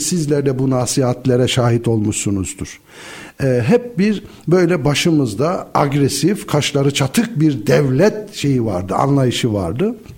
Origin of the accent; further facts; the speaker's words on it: Black Sea Region, Turkey; Karadeniz insanı olarak devletle millet arasındaki çok gönül köprülerinin olmadığı çocukluk yıllarımızı onu gördük.